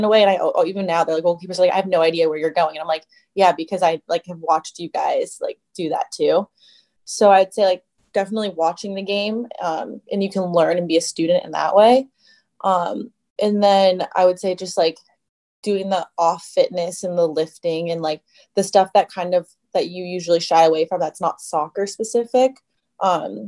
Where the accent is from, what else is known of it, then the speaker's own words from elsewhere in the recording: United States; being American